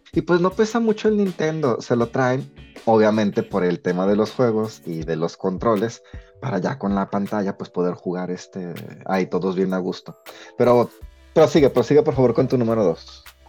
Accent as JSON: {"language": "Spanish", "country": "Mexico", "moved": "yes", "said": "como mexicano"}